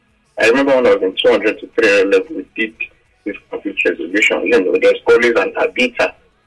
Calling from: Lagos, Nigeria; calling from Lagos Island.

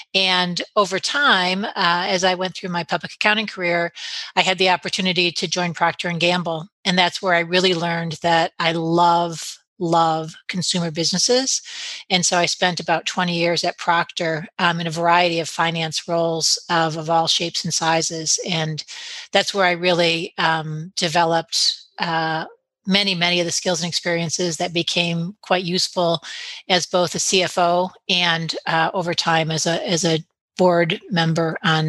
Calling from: Michigan, United States; This call finds me in beautiful, generally, northern Michigan, where today it's a bit snowy.

